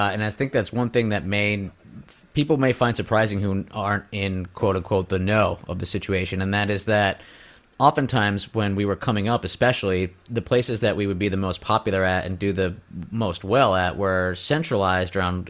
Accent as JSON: {"language": "English", "town": "Scranton", "region": "Pennsylvania", "country": "United States", "tie": "born or raised there", "said": "We grew up in Scranton, Pennsylvania"}